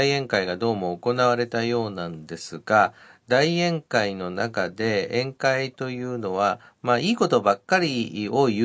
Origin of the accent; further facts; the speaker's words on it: Nara, Japan; 私も奈良市民の一人なんですが